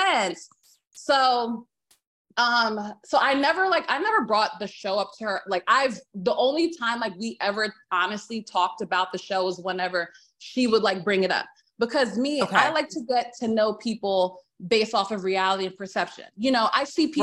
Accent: New Jersey, United States; moved away as an adult; now in Virginia, United States; I grew up in Jersey

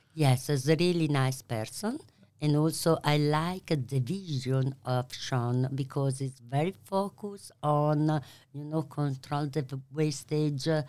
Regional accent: Bologna, Emilia-Romagna, Italy; English is a second language; moved away as an adult; now in Melbourne, Australia; I'm from Bologna

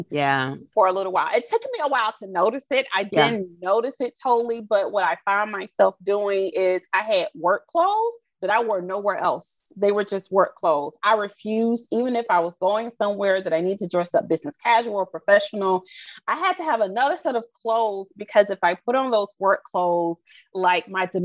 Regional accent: the South, United States; Again, I'm from the Bible Belt South.

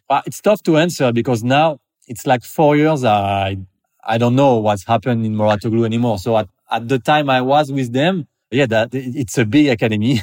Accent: Paris, Île-de-France, France; moved away as an adult; now in French Riviera, France; I'm from Paris, basically, but I moved there in the south of France on French Riviera, like ten, twelve years ago

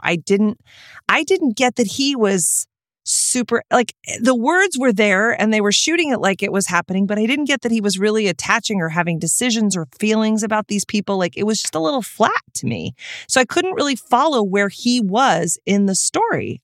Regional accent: Texas, United States; I am from Texas

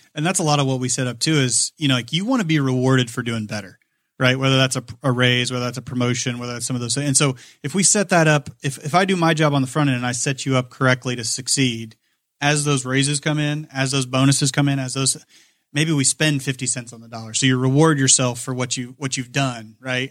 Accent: Kokomo, Indiana, United States; I grew up in Kokomo, went to Manchester College

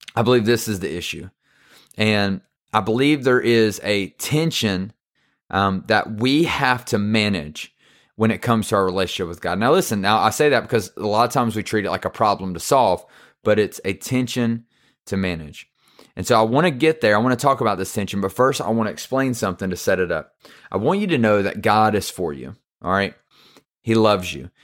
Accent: the South, United States; I'm from the South

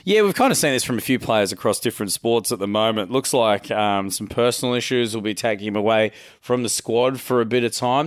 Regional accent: Queensland, Australia; As a Queenslander

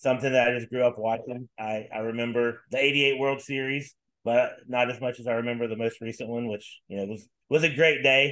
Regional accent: Bluefield, West Virginia, United States; I'm originally from Southern West Virginia, Bluefield to be exact

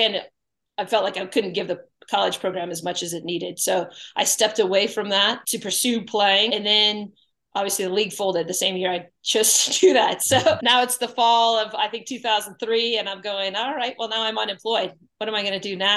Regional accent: Colorado, United States; also born or lived in North Carolina; I was born in Colorado, so started playing when I was like 5 years old

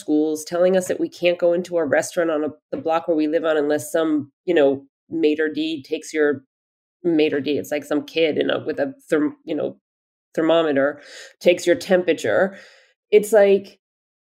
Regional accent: Easton, Pennsylvania, United States; also born or lived in Bethlehem, Pennsylvania; now in New York City, United States; I grew up in Pennsylvania and I lived in Easton, Pennsylvania, but went to school in Bethlehem, Pennsylvania

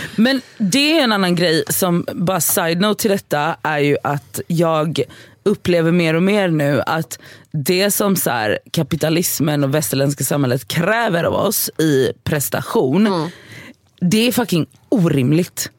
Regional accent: Gothenburg, Västra Götaland, Sweden; moved away; jag var hemma i Göteborg i helgen

